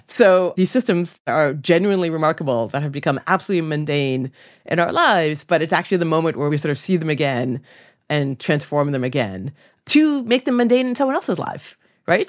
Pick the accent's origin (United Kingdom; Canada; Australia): Canada; Ontario; growing up in Canada